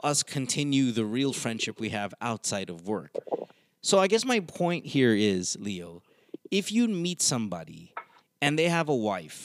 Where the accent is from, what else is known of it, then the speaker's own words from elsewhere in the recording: Philippines; moved away; We are all proud of being Pinoy